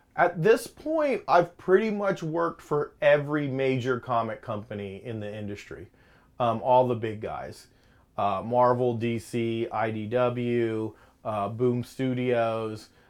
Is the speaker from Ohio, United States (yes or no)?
no; Lakeland, Florida, United States; growing up in Lakeland